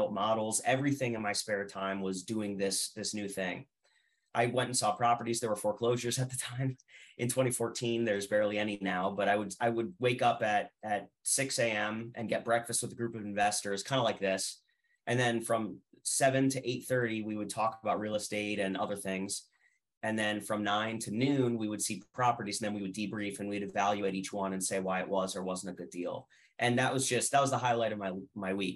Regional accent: Allentown, Pennsylvania, United States; also born or lived in Reading, Pennsylvania; I'm originally from the Lehigh Valley. I was born in Allentown. I grew up in the greater Lehigh Valley between Allentown and Reading

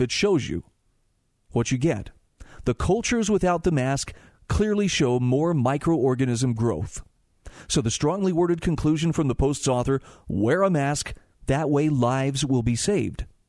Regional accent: Utah, United States; my home state of Utah

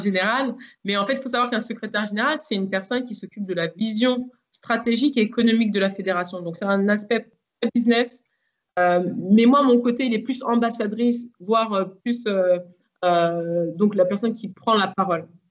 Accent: Versailles, Île-de-France, France; also born or lived in Le Chesnay; je suis né au Chennai, mais j'ai grandi dans le parc du château de Versailles

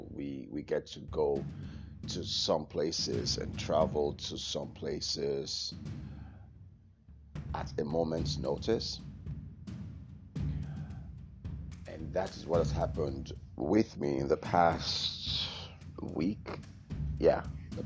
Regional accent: California, United States; also born or lived in Nigeria; my home state of California

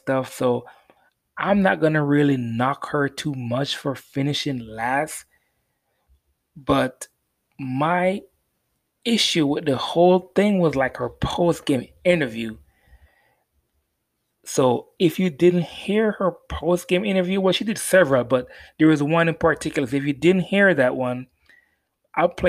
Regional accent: Jamaica; I'm Jamaican.

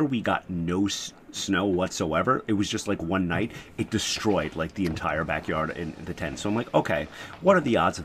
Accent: United States; as an American

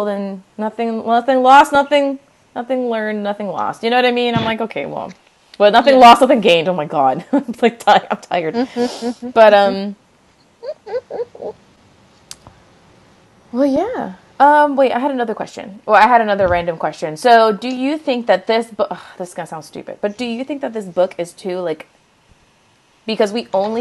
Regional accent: United States; as an American

